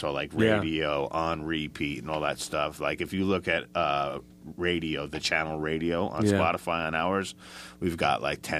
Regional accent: Port St. Lucie, Florida, United States; I don't know if we told you this, but we're from Port St. Lucie, is where, I live, and we kind of jam out of there.

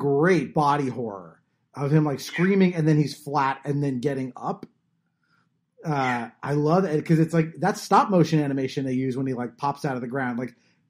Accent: Southern California, United States; I grew up in Southern California

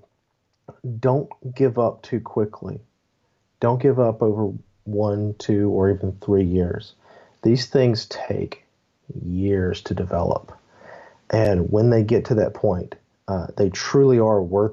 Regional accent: Memphis, Tennessee, United States; also born or lived in Texas; I'm from Tennessee, Memphis, Tennessee specifically.

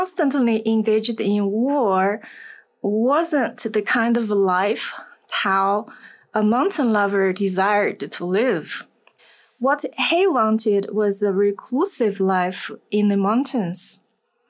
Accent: Sichuan, China; accent: Sichuan; English is a second language; moved away; my Sichuan accent

